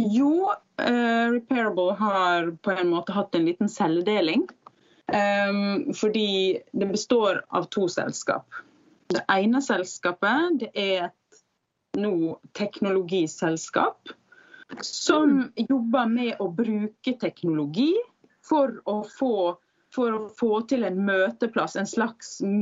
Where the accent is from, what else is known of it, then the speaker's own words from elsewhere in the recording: Sunnmøre, Møre og Romsdal, Norway; also born or lived in Bergen; now in Oslo, Norway; jeg er da fra Sunnmøre